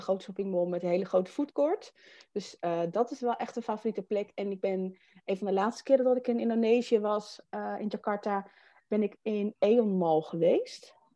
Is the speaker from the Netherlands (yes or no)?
yes; Netherlands; we zijn Nederlanders